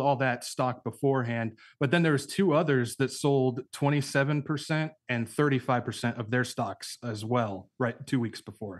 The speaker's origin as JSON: {"language": "English", "region": "California", "country": "United States", "tie": "born or raised there", "also_born_or_lived": "Arkansas", "moved": "as an adult", "said": "I grew up in California"}